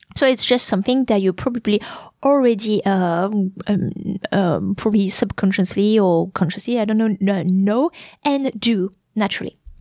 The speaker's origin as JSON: {"language": "English", "country": "France", "second_language": "English"}